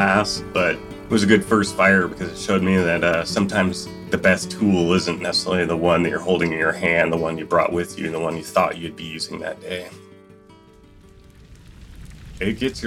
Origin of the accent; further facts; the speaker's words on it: Spearfish, South Dakota, United States; moved away as an adult; also born or lived in Alaska; I grew up in the Black Hills of South Dakota, spearfish